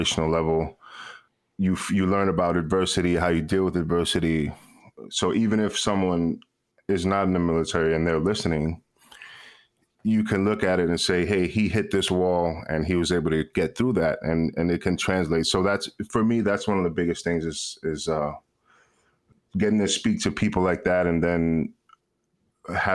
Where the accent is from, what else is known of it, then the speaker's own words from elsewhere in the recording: New York City, New York, United States; I'm from New York City, born and raised